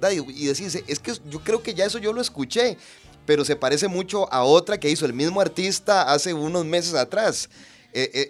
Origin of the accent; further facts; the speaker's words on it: Punta Arenas, Magallanes and Chilean Antarctica, Chile; Era un ritual. Yo recuerdo que yo soy de Punta Arenas